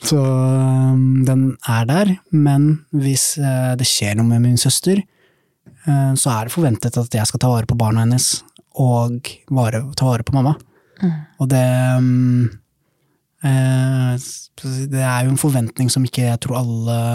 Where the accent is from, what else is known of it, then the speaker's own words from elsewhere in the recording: Somalia; now in Norway; Jeg husker jo Eller ja, være hjemme i Somalia.